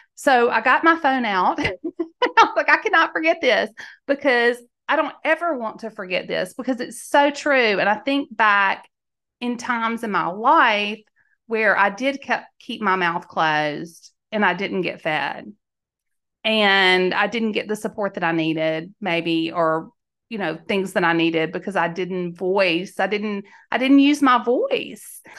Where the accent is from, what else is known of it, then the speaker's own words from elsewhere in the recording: Mississippi, United States; now in Tennessee, United States; Mississippi. I live in Tennessee now